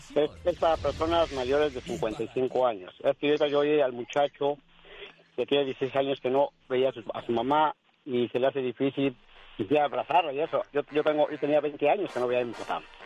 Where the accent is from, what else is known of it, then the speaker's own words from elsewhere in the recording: Mexico City, Mexico; now in Huntington Beach, United States; Yo soy del Distrito Federal